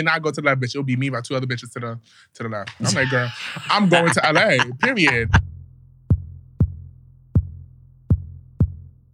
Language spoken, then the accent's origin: English; New York, United States; In New York, I feel like we all grow up at the age of 5